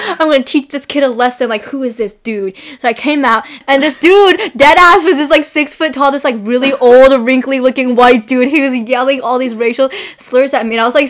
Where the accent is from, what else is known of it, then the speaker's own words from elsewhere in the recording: California, United States; Where are you from? Like, I'm from California.